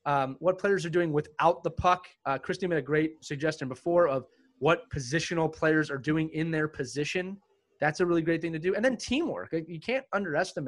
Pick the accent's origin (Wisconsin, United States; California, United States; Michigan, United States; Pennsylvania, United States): Pennsylvania, United States; moved away as an adult; I moved back to Pennsylvania in 2017.